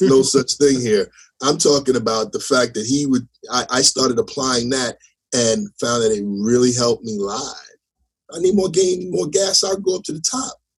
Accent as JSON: {"language": "English", "town": "Teaneck", "region": "New Jersey", "country": "United States", "tie": "born or raised there", "said": "I was from Jersey"}